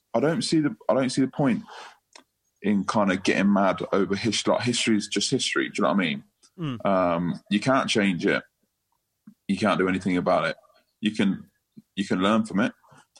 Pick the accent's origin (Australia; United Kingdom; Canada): United Kingdom; England; Because we're English, not because of anything else.